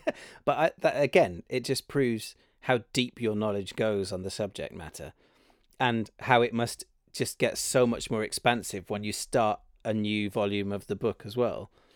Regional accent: Cardiff, Wales, United Kingdom; moved away as an adult; now in London, United Kingdom; I grew up in Cardiff.

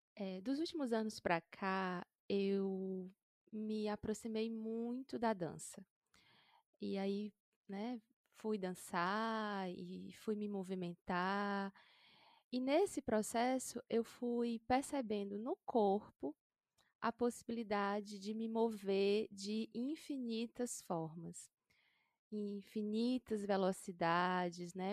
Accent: interior of Ceará, Brazil; nasci no interior do Ceará, sou do sertão

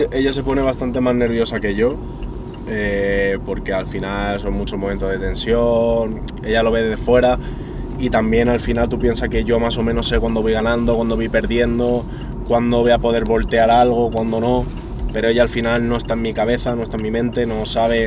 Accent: Madrid, Community of Madrid, Spain; en mi ciudad, ya no es que sea en mi país, es que encima es en mi ciudad

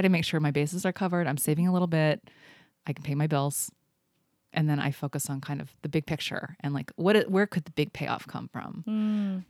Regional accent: Indianapolis, Indiana, United States; moved away as an adult; also born or lived in Cincinnati / East Coast; now in Seattle, United States; then moved to Indianapolis, right outside of Indianapolis. and I was there through high school

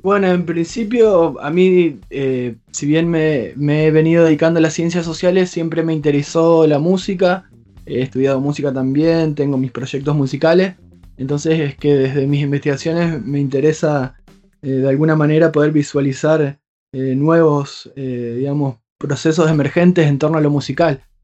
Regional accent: Hernández, Entre Ríos, Argentina; now in Paraná, Argentina; soy de un pueblo, a unos 80 kilómetros, un pueblo muy chiquito que se llama Hernández

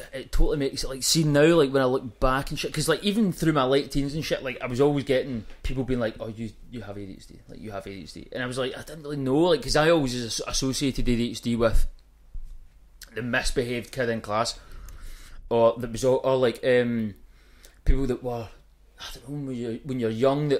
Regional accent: East Kilbride, Scotland, United Kingdom

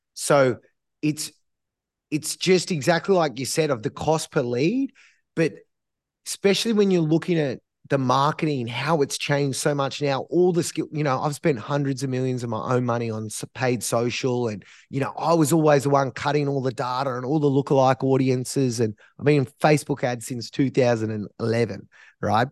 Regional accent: Australia; as Australians

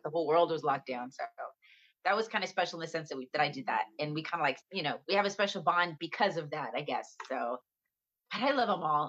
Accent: San Antonio, Texas, United States; now in Los Angeles, United States; I'm from San Antonio, Texas.

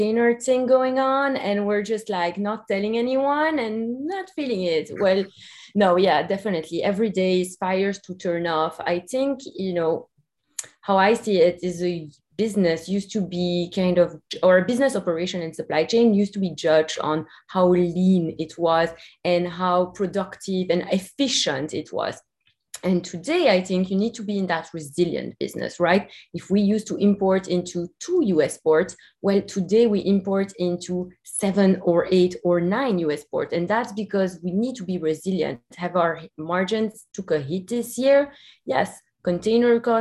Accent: Belgium; now in United States; the treats that we grew up with in Belgium. You can hear my accent. I'm also from Belgium

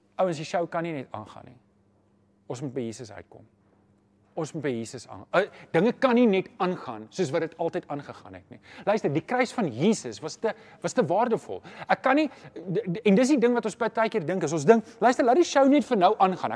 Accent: Johannesburg, Gauteng, South Africa; Ek kom self van Johannesburg.

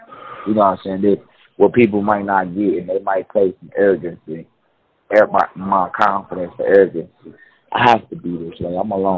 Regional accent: Chicago, Illinois, United States; we from Chicago. You know, I'm from the Dublin, so I'm from 2731.

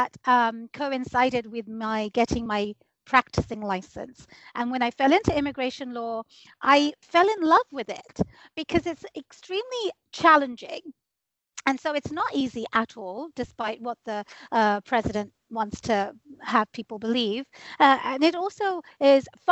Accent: United Kingdom; moved away as an adult; now in United States; I moved here from the United Kingdom. I was born and raised there

